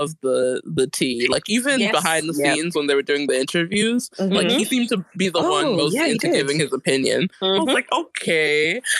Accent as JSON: {"language": "English", "region": "Wisconsin", "country": "United States", "tie": "born or raised there", "moved": "yes", "lives_now": "London, United Kingdom", "said": "I was raised in Wisconsin, so very close by."}